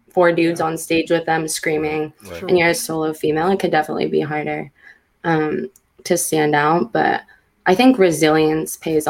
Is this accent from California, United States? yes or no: yes; the Bay Area, California, United States; I'm from the Bay